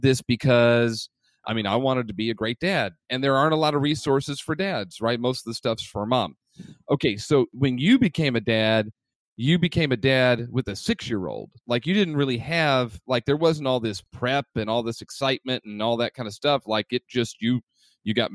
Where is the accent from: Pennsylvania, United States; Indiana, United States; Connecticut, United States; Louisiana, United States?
Indiana, United States; Indianapolis; also born or lived in Southern California; I was born in Southern California. My mom was married, and I was born. And when I turned three, my mom and my biological father got divorced. And we moved back to where my mom is from, which is Indianapolis.